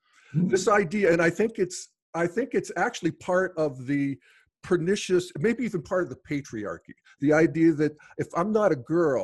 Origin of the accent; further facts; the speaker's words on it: United States; When I was a kid growing up in the Steel Valley, I was a little gay kid.